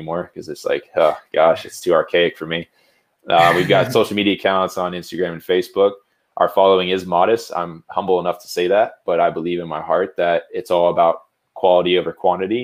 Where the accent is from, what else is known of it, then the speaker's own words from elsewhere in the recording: Jupiter, Florida, United States; I'm from Jupiter, Florida. It's a small little beach town.